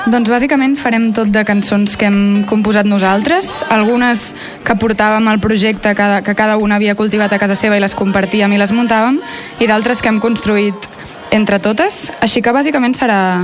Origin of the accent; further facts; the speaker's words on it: Mallorca, Balearic Islands, Spain; jo som de Mallorca